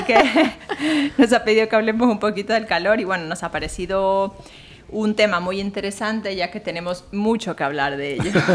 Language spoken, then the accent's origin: Spanish; Santo Domingo de los Tsáchilas, Ecuador; now in Madrid, Spain; la zona donde yo nací, Santo Domingo de los Áchilas, la, toda la provincia